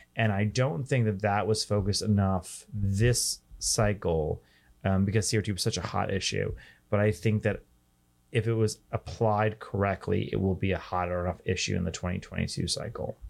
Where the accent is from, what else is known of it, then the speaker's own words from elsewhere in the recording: New York City, New York, United States; my hometown of New York City